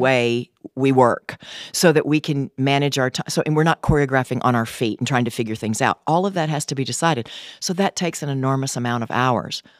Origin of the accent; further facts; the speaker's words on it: Gleason, Tennessee, United States; now in LaGrange, United States; I am from Gleason, Tennessee.